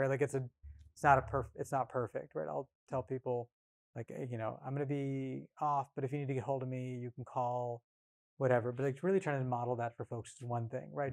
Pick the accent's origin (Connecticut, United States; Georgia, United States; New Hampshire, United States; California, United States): California, United States; rural Northern; also born or lived in Bay Area, California; Came up in punk and hardcore, like I said, in rural Northern California